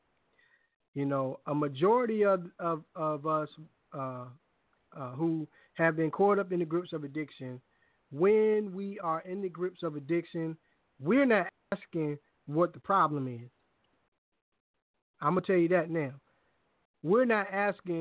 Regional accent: Hampton, Virginia, United States; also born or lived in Richmond, Virginia; I'm from Hampton too

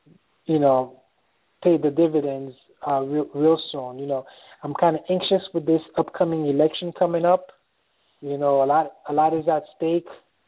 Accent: Haiti; now in United States; I'm more American now than I am Haitian.

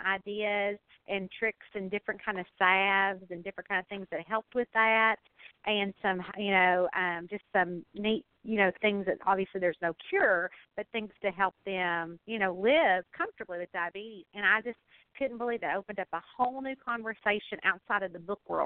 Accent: Kentucky, United States; I'm from Kentucky

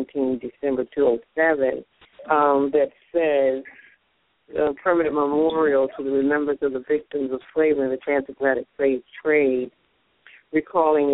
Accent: Connecticut, United States; a bus left Connecticut from where I hail

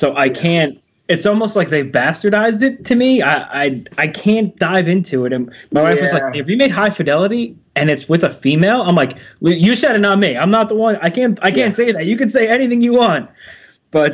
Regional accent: New York, United States; As in East Coaster, myself, I'm from Joe and I, we're both from New York.

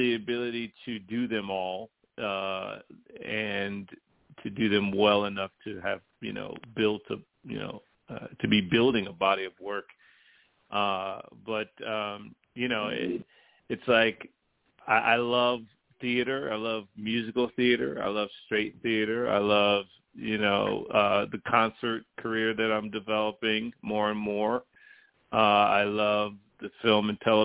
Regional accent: Cleveland, Ohio, United States; now in Boise, United States; I grew up in Cleveland, Ohio.

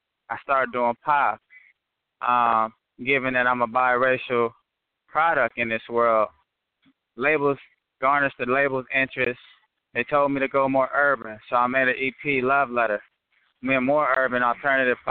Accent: California, United States; I'm originally from Cali

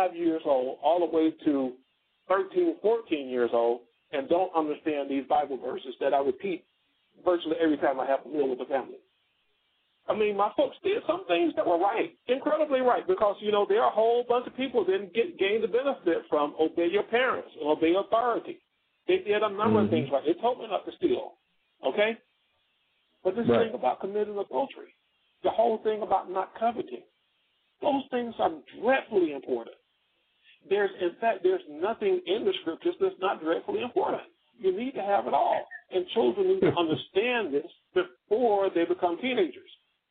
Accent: South Georgia, United States; I grew up in the South, in South Georgia, small town

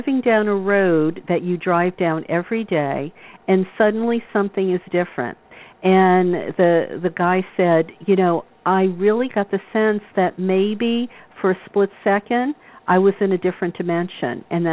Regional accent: the South, United States; the people that I grew up with in the South

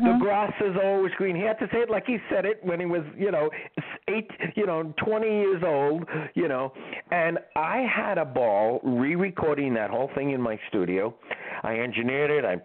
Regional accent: New York City, New York, United States; also born or lived in Bronx, New York / Florida; I was born in Manhattan.

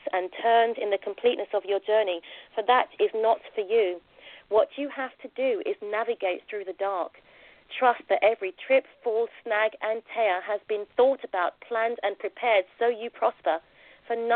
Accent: London, United Kingdom; also born or lived in Jamaica; I was born in Plaistow, East London, and I went to an all-girl Catholic secondary school

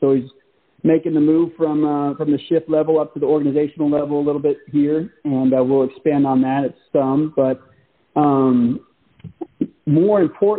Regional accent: Forestville, California, United States; I often bring up us growing up in Forestville, and for those of you who think of California as a very large place, it is. Forestville is a town about 2,000 people

